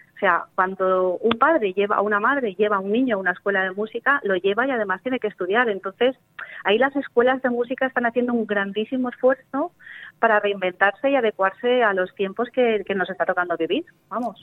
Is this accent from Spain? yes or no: yes; Chilches, Valencian Community, Spain; la escuela de, de mi pueblo, por ejemplo, que, que, no tenemos un pueblo del litoral, es Chilches